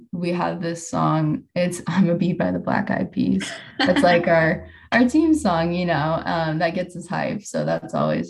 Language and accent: English; St. Charles, Missouri, United States; I'm from St. Charles, so not St. Louis.